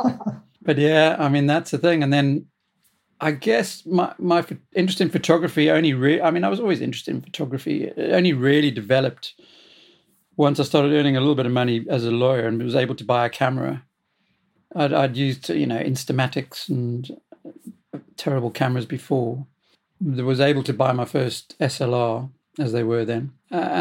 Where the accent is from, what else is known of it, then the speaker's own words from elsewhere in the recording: South Africa; moved away as an adult; now in United Kingdom; I'm originally from South Africa. I came here in 1980